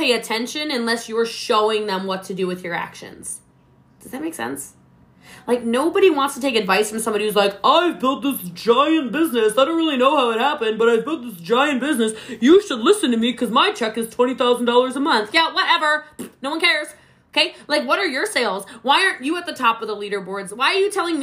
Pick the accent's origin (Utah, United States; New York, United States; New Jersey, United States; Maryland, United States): Maryland, United States; now in Texas, United States; I'm from Maryland originally. I live in Texas